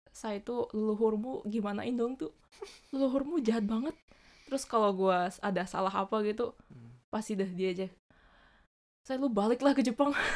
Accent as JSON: {"language": "Indonesian", "region": "Bali", "country": "Indonesia", "tie": "born or raised there", "moved": "as an adult", "lives_now": "Japan", "said": "gue lahirnya di, di Bali. Terus um, sampai lulus SMA di Bali."}